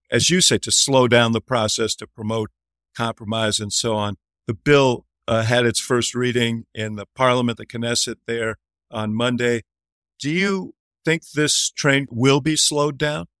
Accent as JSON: {"language": "English", "region": "New York", "country": "United States", "tie": "born or raised there", "said": "I grew up in New York"}